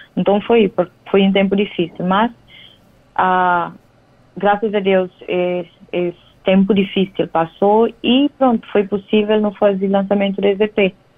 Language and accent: Portuguese; São Tomé & Príncipe; moved away as an adult; now in Cape Verde; nasci e cria na São Tomé